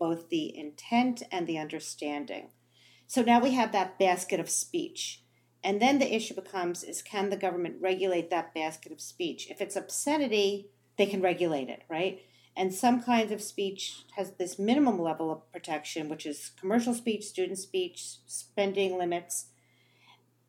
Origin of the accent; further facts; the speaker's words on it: New Jersey, United States; I grew up in New Jersey